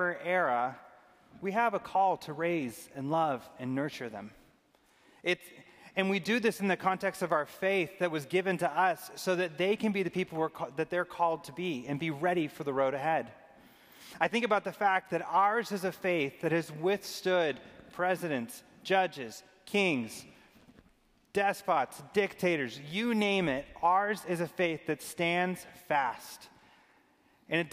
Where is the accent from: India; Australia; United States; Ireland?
United States; Arizona; I grew up in Arizona